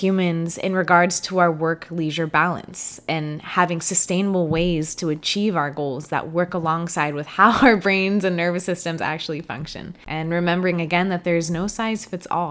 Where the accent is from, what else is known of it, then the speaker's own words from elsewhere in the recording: Florida, United States; I grew up and lived in Florida for most of my life